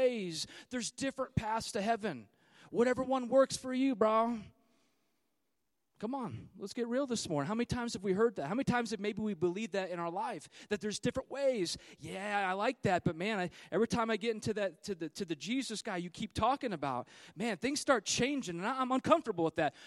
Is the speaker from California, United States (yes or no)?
yes; California, United States; I'm from California